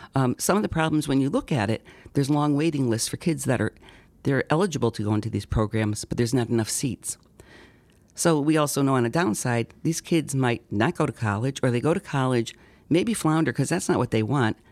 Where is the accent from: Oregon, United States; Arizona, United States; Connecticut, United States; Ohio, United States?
Connecticut, United States; Seymour; also born or lived in Derby, Connecticut / Beacon Falls, Connecticut; I was born at Griffin Hospital, so I was in Derby for a sh, very short time. Um, I was raised in Seymour, went through the Seymour education system.